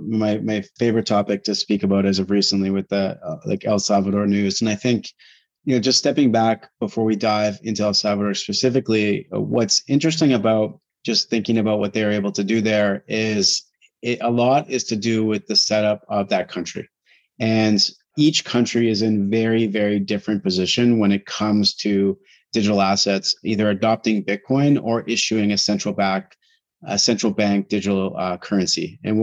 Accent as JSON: {"language": "English", "country": "Canada", "said": "There's just so many uncertainties that are very hard to appreciate as a Canadian."}